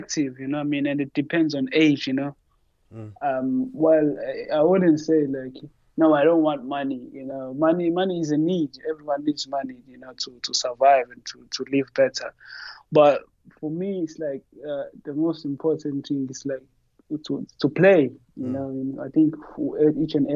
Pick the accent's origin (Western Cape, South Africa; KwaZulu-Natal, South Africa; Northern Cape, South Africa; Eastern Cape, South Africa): KwaZulu-Natal, South Africa; Umlazi; moved away; also born or lived in Johannesburg / Portugal; I'm from Guamashu, G-section, you know. That's where I grew up.